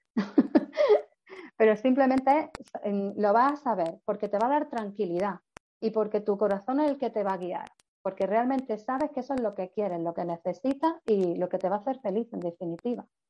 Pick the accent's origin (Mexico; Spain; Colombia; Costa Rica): Spain; Granada, Andalusia; soy de Granada y tengo una oficina en Granada